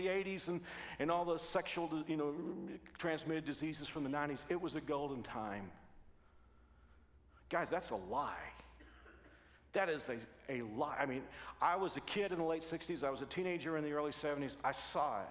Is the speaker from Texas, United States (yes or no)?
yes; Texas, United States; I'm from Texas